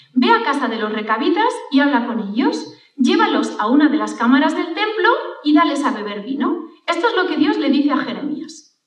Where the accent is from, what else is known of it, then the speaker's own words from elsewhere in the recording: Valencia, Valencian Community, Spain; recuerdo que con ocho años, cuando nos fuimos a vivir al colegio de Valencia